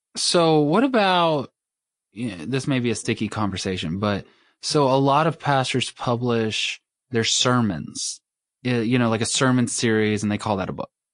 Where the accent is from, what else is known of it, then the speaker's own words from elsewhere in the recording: Mississippi, United States; I grew up in Mississippi